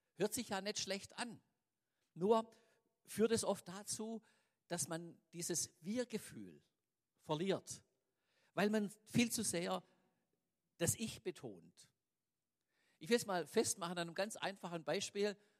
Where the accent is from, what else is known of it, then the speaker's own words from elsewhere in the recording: Swabia, Germany; uns selber als Schwaben